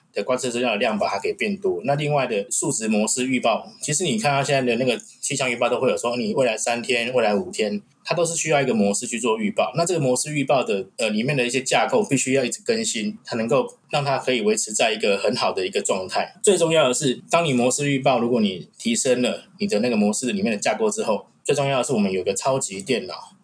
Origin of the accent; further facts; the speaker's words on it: Taiwan; 我们台湾这边